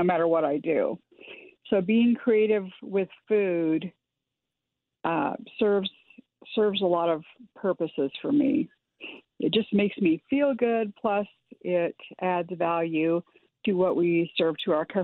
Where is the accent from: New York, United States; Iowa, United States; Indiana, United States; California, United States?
Iowa, United States; I grew up in the Midwest, and I grew up in Iowa